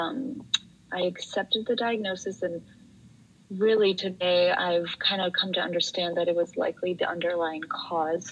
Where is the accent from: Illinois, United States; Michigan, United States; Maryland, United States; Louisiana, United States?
Illinois, United States; a suburb of Chicago; I grew up in a suburb of Chicago